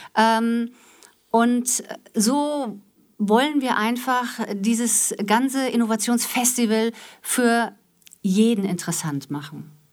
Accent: Wiesbaden, Hesse, Germany; moved away as an adult; also born or lived in Frankfurt; now in Essen, Germany; Ich komme aus Wiesbaden, bin Wiesbadenerin, gebürtig äh, in, in, Frankfurt geboren

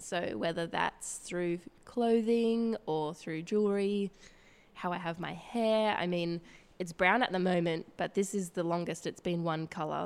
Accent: Woy Woy, New South Wales, Australia; I grew up on the Central Coast. um, with my family there in a little town called Woi Woi

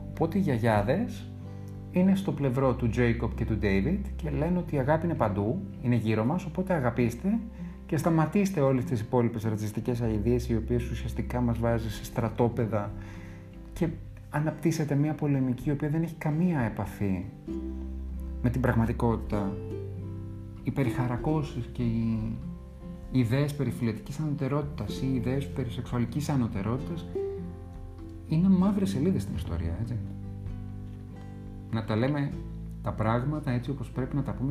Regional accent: Greece

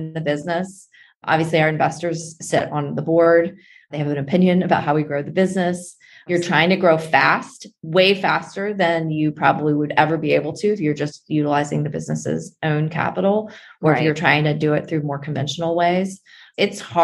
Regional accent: West Virginia, United States; I grew up in West Virginia

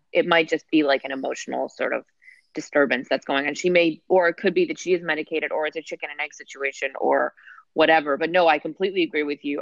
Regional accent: New Jersey, United States; I'm from New Jersey

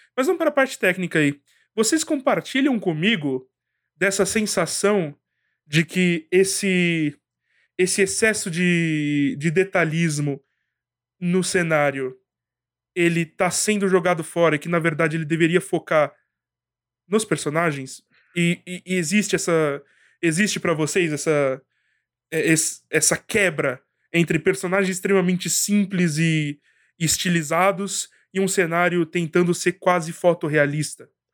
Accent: Brazil; eu sou brasileiro

